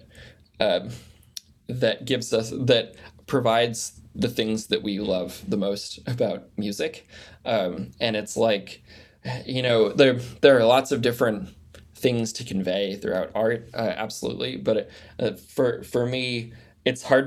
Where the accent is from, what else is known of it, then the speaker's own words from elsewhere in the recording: United States; growing up in the United States and born in 1991